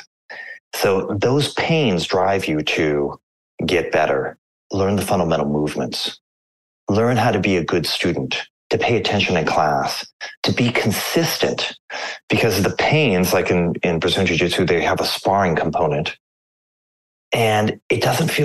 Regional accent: Anchorage, Alaska, United States; I grew up in Anchorage, Alaska

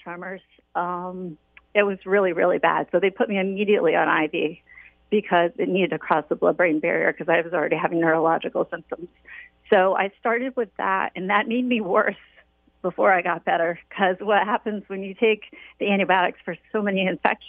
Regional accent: Waterford, Connecticut, United States; I was born and raised in Waterford

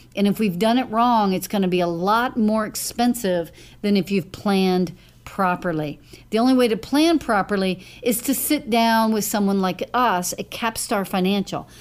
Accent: Lewisville, Texas, United States; I grew up in Louisville, Lake Dallas area

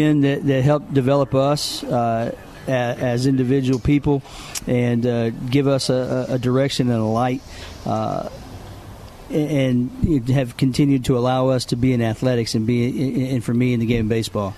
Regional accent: Green Forest, Arkansas, United States; moved away as an adult; now in Apopka, United States; I grew up in Arkansas, went to Green Forest High School

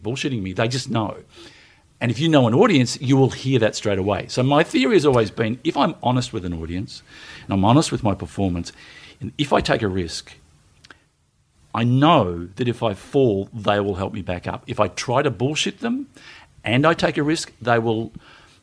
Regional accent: Melbourne, Victoria, Australia; I grew up in the northern suburbs of Melbourne, Strathmore, which is one stop short of Oak Park, and then Glenroy, and then Broadmeadows

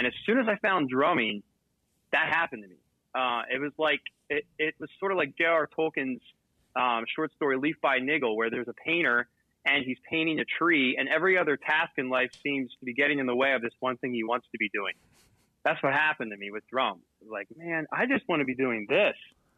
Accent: Manheim, Pennsylvania, United States; I was born and raised in a really small town called Mannheim in Pennsylvania, and it's primarily an agric

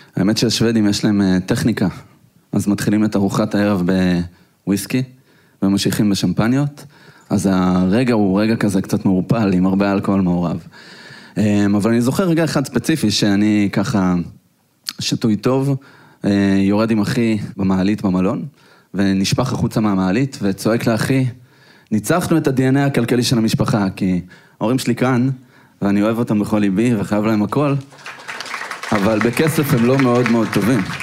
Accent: Petah Tikva, Central District, Israel; אנחנו גדלנו בשכונה לא כל כך טובה בפתח תקווה

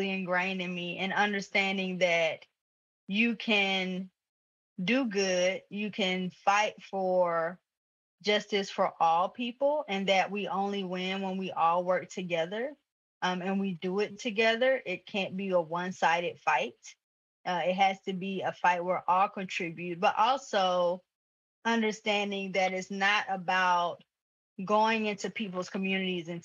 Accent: Atlanta, Georgia, United States; now in Griffin, United States; originally from the Atlanta, in the city, Southwest Atlanta to be exact, Ben Hill neighborhood to be exact, Zone 4

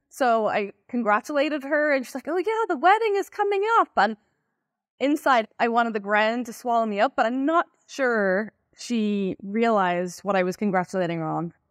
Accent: Ireland; moved away as an adult; now in United States; I'm originally from Ireland, and that's where I began my cybersecurity career in a company called Symantec. Um, at some point, I moved about 11 years ago now. I think I moved in, to the US to become a product manager.

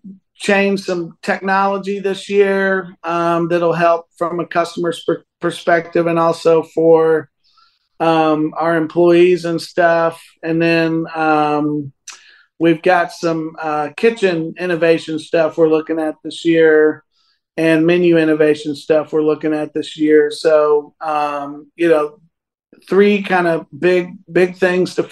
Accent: Northern Virginia, United States; he's a guy that I grew up with in Northern Virginia

